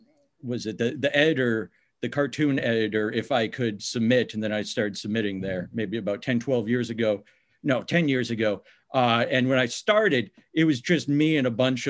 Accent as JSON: {"language": "English", "town": "Minneapolis", "region": "Minnesota", "country": "United States", "moved": "yes", "lives_now": "New York, United States"}